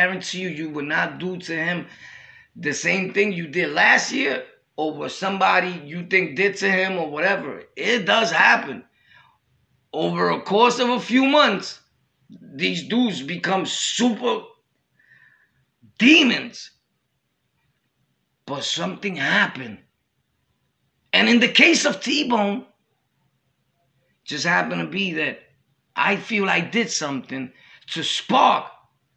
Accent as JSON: {"language": "English", "town": "New York City", "region": "New York", "country": "United States", "said": "I was from Brooklyn"}